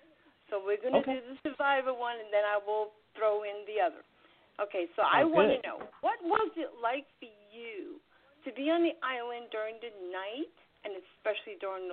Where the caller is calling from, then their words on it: New York City, New York, United States; I'm calling from New York City.